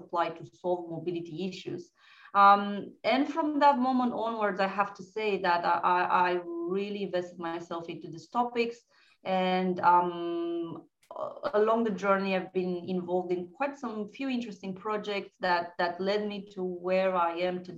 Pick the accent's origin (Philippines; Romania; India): Romania; moved away as an adult; also born or lived in Bucharest / France; I'm originally from Romania.